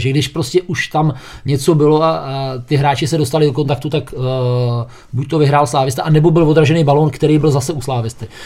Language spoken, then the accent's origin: Czech; Liberec, Liberec Region, Czechia; jsem z Liberce